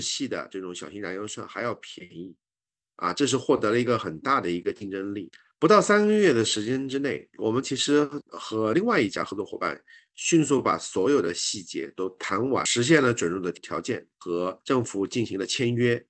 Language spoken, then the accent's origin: Chinese; Xishuangbanna, Yunnan, China; moved away as an adult; now in Thailand; 从小在西双版纳长大，其实跟泰国是比较亲近的